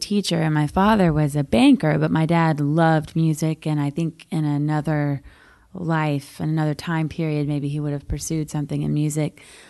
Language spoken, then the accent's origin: English; New Braunfels, Texas, United States; born or raised there; moved away as an adult; now in Nashville, United States